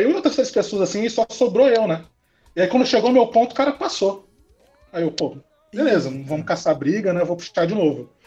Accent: Porto Velho, Rondônia, Brazil; now in Campo Grande, Brazil; Eu nasci aqui em Porto Velho

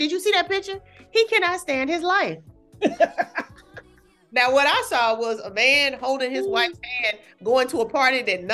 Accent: California, United States; I'm from California

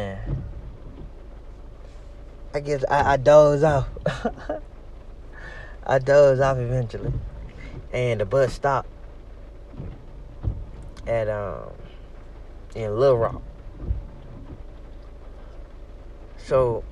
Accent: Memphis, Tennessee, United States; moved away; I went to Memphis, my hometown.

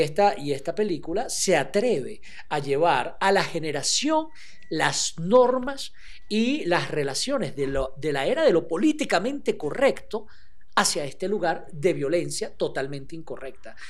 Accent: Venezuela; nosotros somos de Venezuela y en Caracas pasan estas cosas.

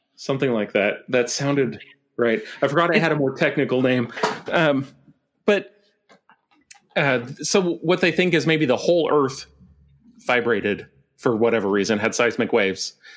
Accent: Montana, United States; now in Vancouver, Canada; I grew up in Montana

